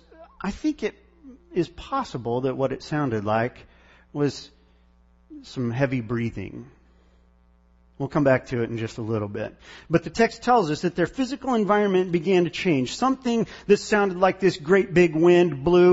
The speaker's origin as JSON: {"language": "English", "region": "Missouri", "country": "United States", "tie": "born or raised there", "moved": "yes", "said": "I come from tornado country because we grew up back in Missouri"}